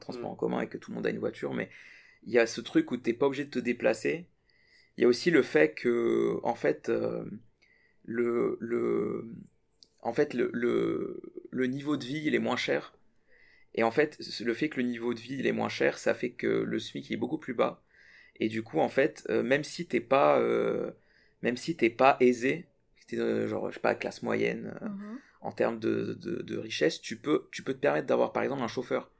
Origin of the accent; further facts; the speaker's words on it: Burkina Faso; moved away as an adult; now in France; je suis de l'Afrique à ici, c'est pas la même chose parce que, enfin, du Burkina Faso